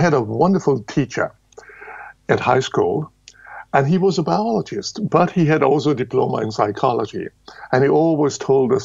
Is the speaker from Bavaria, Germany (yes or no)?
yes; Munich, Bavaria, Germany; Now, I was born in Lower Bavaria. That's at the end of the world. And grew up in Munich.